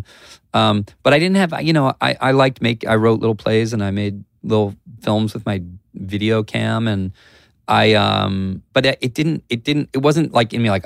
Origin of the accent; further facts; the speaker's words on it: Columbia, Maryland, United States; Grew up in Columbia, Maryland, between Baltimore and Washington.